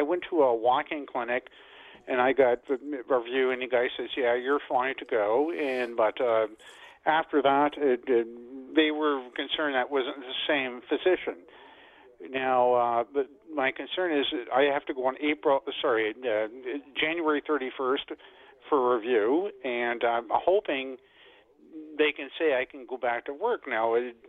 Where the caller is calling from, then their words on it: Mississauga, Ontario, Canada; I'm calling from Mississauga.